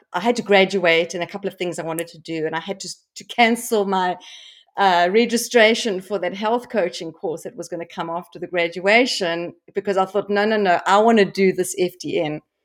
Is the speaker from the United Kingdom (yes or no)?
no; South Africa; I grew up in South Africa